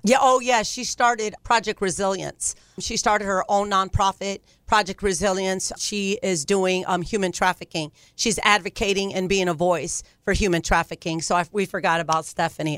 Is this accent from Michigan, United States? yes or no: no; Ohio, United States; moved away as an adult; now in California, United States; I'm from Ohio